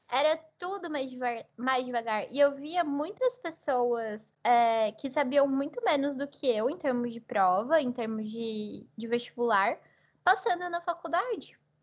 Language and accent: Portuguese; São José do Rio Preto, São Paulo, Brazil; moved away as an adult; also born or lived in Marília, Brazil; now in Portugal; eu nasci no interior de São Paulo, né, na cidade de Marília, mas eu cresci em São José do Rio Preto